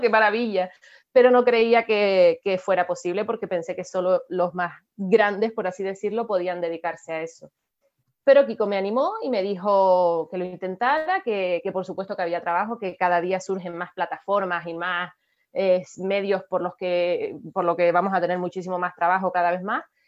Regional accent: Canary Islands, Spain; nosotros que somos canarios

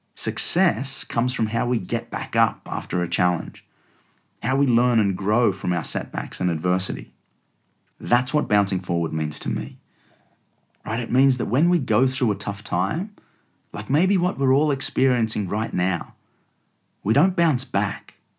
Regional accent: Australia; now in London, United Kingdom; you can probably tell by my accent that I was born and raised in Australia, but I'm now based out of London.

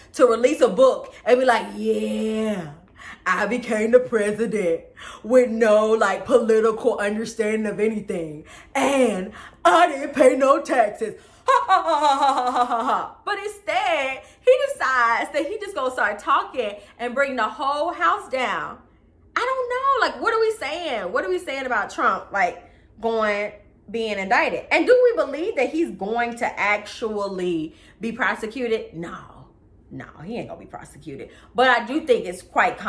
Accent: Atlanta, Georgia, United States; I grew up in Atlanta, right? On the south side of Atlanta, right? Okay, in Fayette County to be exact

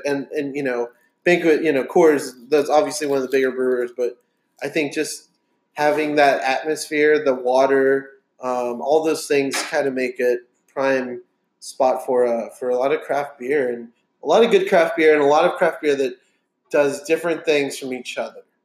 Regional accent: Texas, United States; We're just Texans

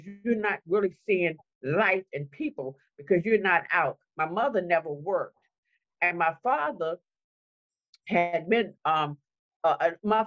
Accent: Washington, District of Columbia, United States; I'm one of the old people that were actually born and raised in Washington, D.C.

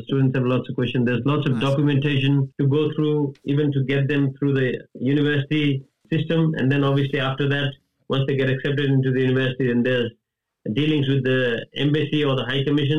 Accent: Nepal; moved away as an adult; also born or lived in Perth, Australia; now in Adelaide, Australia; I was born in Nepal.

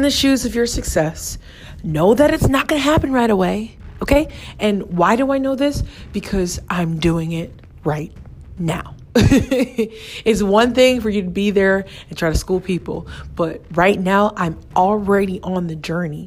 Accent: United States; I'm American and I'm a professional in America

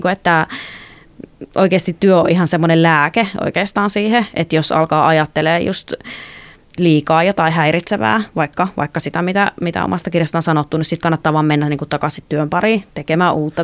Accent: North Karelia, Finland; mä oon kotoisin sieltä Pohjois-Karjalasta

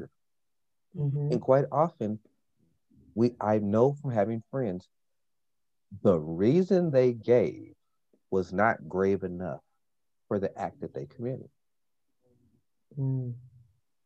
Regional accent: Portland, Oregon, United States; growing up in Portland

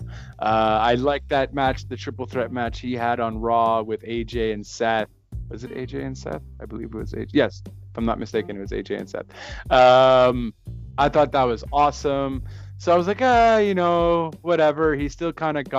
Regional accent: Canada; As a Canadian

